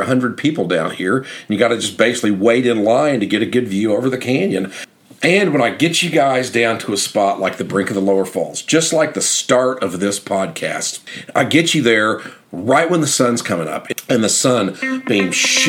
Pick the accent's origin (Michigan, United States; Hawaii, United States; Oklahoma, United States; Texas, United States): Oklahoma, United States; Oklahoma City; I'm from Oklahoma City